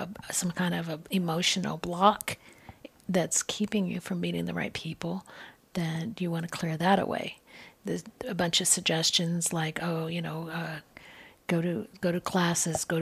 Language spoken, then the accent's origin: English; Southwest, United States; I grew up in the Southwest